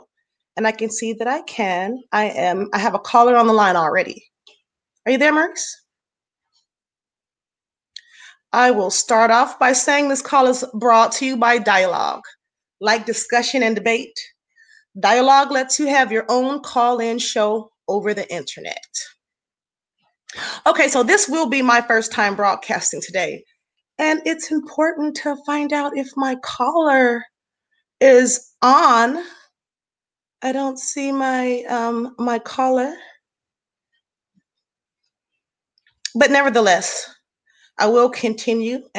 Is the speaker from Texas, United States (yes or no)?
no; Los Angeles, California, United States; I'm an artist born and raised in Los Angeles, California.